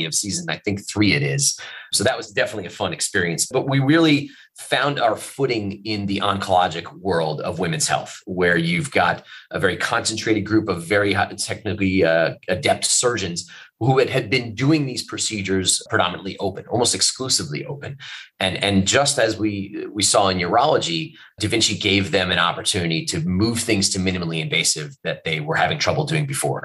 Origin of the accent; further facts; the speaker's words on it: East Coast, United States; moved away as an adult; also born or lived in New Jersey / Atlanta; I grew up on the East Coast.